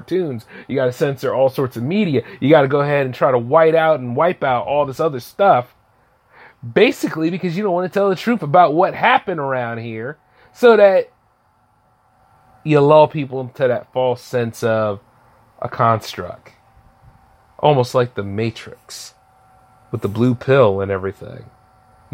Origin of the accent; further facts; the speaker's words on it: United States; being an American